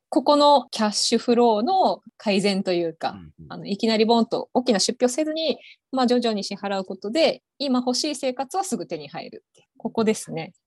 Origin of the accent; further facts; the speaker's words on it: Okinawa, Japan; moved away as an adult; also born or lived in Kansai / Osaka / Hiroshima; now in Tokyo, Japan; 高校卒業して1年間だけ関西の方に住んでたこともあって、まあ、全くあの沖縄から出たことがないわけではなかった